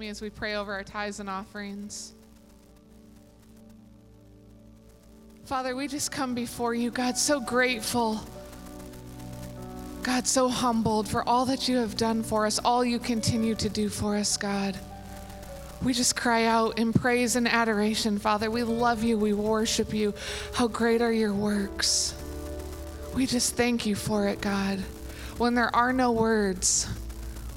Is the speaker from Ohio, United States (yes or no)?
no; St. Louis, Missouri, United States; moved away; I'm from St. Louis